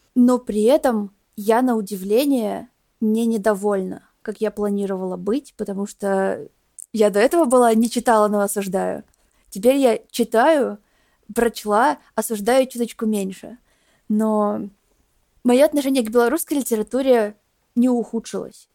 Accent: Belarus; моей страны

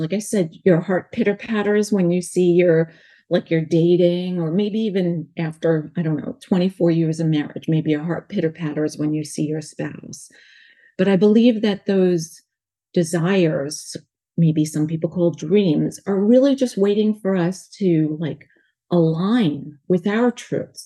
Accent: New York, United States; accent: New York; also born or lived in North Carolina; now in California, United States; I have a New York accent because I was born in New York, lived in North Carolina, now here in California

